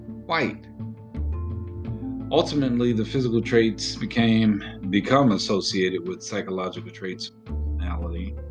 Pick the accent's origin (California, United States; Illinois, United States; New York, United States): Illinois, United States; Chicago; I grew up in Chicago. I grew up in a neighborhood called Inglewood